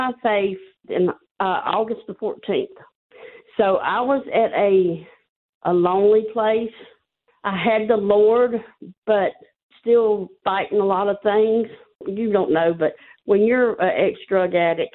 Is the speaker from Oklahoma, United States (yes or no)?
no; Georgia, United States; I'm from Georgia